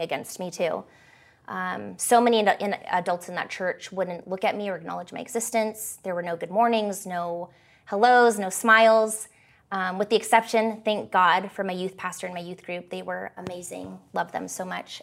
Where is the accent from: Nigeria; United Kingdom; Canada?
Canada; also born or lived in California; After my parents divorced at the age of eight, I moved from California to Canada, um, where I'd moved with my dad and his side of the family.